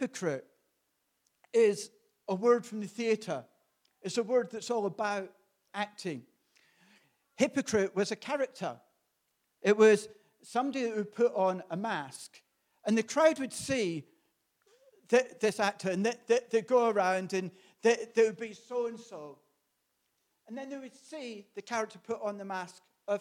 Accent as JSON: {"language": "English", "region": "Scotland", "country": "United Kingdom", "tie": "born or raised there", "said": "Growing up in Presbyterian Scotland"}